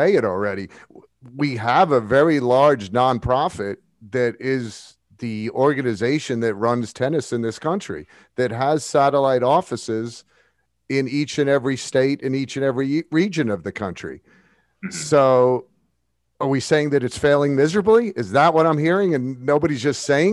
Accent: New York, United States; moved away; I grew up in New York.

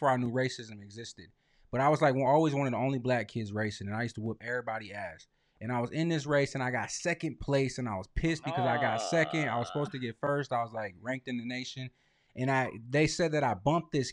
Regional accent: Lansing, Michigan, United States; I grew up on Hillcrest in MLK.

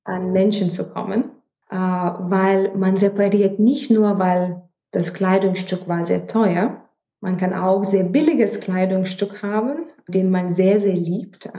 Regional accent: Vilnius, Vilnius County, Lithuania; German is a second language; moved away as an adult; now in Düsseldorf, Germany; Also, ursprünglich komme ich aus Litauen. Ich bin in Hauptstadt Vilnius geboren und ich bin nach Düsseldorf geheiratet

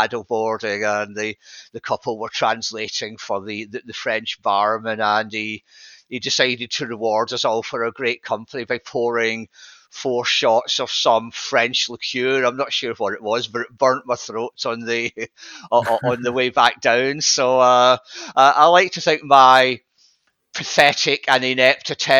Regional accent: Scotland, United Kingdom; now in England, United Kingdom; being Scottish

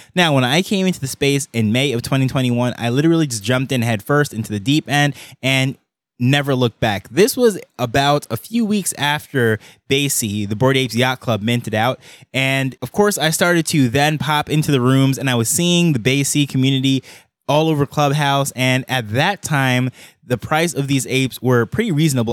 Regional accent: Jamaica; I am the first from Jamaica

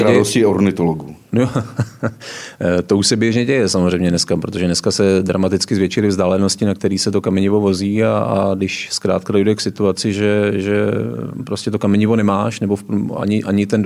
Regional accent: Sokolov region, Karlovy Vary Region, Czechia; Já jsem vyrůstal tam na Hornickém Sokolovsku

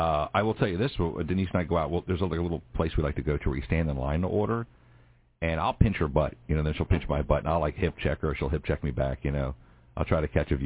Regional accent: Philadelphia, Pennsylvania, United States; Look, I'm from Philly.

